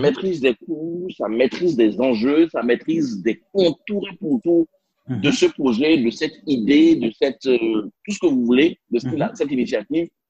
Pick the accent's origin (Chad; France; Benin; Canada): Benin; first language Spanish; French is a second language; moved away; also born or lived in Europe / Ghana / India; J'ai grandi en Afrique, euh, au mhm. Bénin, j'ai étudié au Ghana